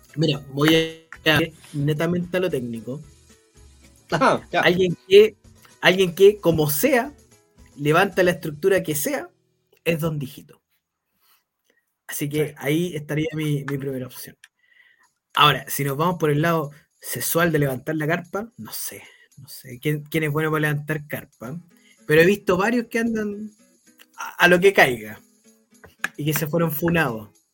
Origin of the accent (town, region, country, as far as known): Chile